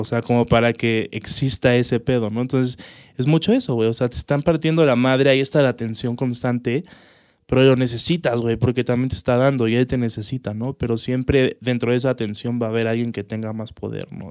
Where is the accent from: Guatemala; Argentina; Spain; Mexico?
Mexico; cómo somos los mexicanos